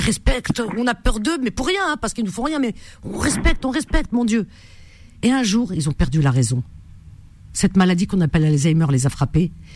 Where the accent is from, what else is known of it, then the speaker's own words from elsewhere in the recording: France; je suis française, hein, donc je parle français